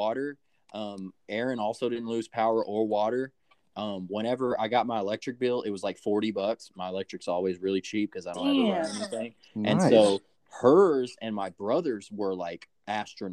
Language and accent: English; Texas, United States; born or raised there